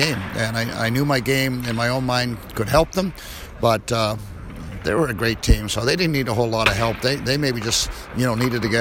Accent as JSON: {"language": "English", "town": "Winnipeg", "region": "Manitoba", "country": "Canada", "tie": "born or raised there", "said": "my childhood idol as a kid growing up in Winnipeg"}